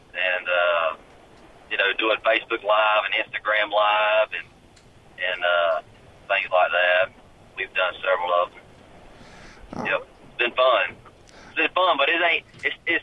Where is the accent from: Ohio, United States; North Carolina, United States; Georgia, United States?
Georgia, United States; South; now in Nashville, United States; I'm right on the line of South Georgia and Middle Georgia